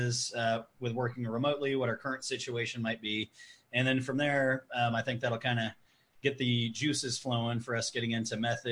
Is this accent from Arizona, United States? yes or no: yes; Prescott, Arizona, United States; I'm from Prescott, Arizona